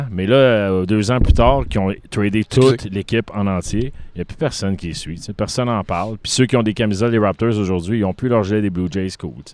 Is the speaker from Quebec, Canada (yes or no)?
no; Toronto, Ontario, Canada; né à North York, en Ontario.